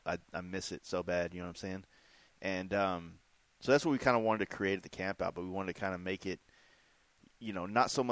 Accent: Dallas, Texas, United States; I grew up in Dallas, like, in the thick of it, like, never really came to Fort Worth

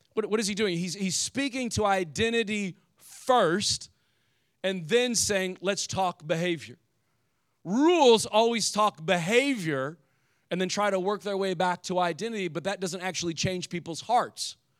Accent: Indiana, United States; moved away; I grew up in the Midwest, and I don't know what Ohio was like, but in Indiana

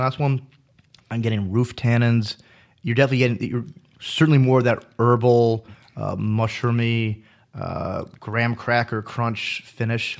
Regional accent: United States; I'm from the States

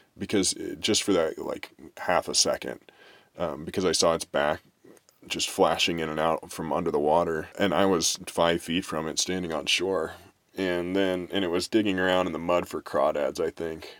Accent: Kansas City, United States; growing up in Kansas City

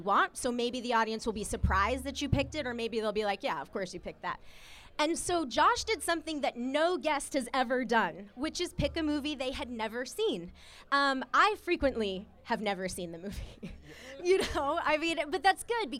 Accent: Atlanta, Georgia, United States; also born or lived in New York; now in Los Angeles, United States; I am from Atlanta originally

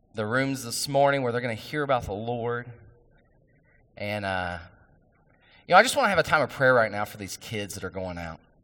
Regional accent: West Virginia, United States; I'm from West Virginia

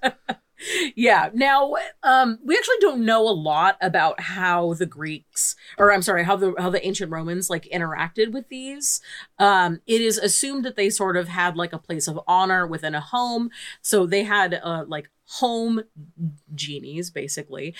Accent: United States; as an American living

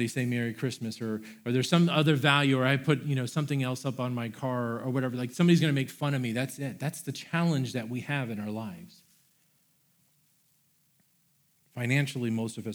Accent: Florida, United States; I am from Florida. I had never seen snow before

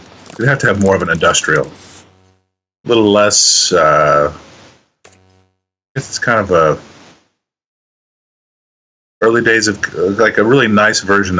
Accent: Kansas, United States; my home state of Kansas

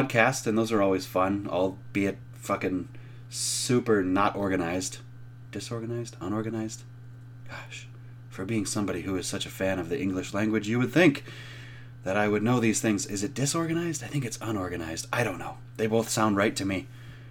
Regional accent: Minnesota, United States; I'm from Minnesota

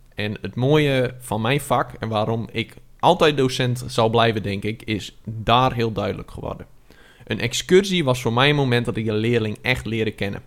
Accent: Friesland, Netherlands; Ik ben een Fries

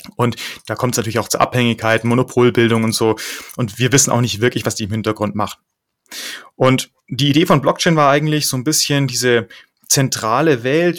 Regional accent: Munich, Bavaria, Germany; also born or lived in Netherlands; in München bin ich aufgewachsen

